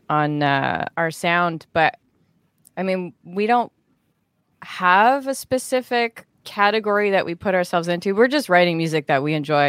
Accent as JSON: {"language": "English", "country": "Canada", "said": "I'm Canadian"}